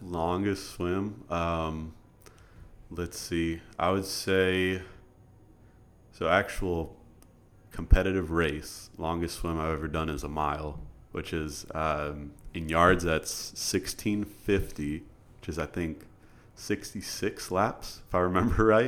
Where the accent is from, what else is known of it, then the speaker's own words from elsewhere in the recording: Iowa, United States; moved away as an adult; now in College Station, United States; I'm from Iowa originally